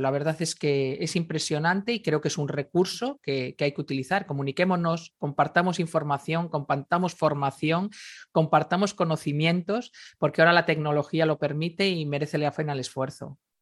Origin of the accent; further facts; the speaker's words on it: Galicia, Spain; yo soy gallega, me crié en Galicia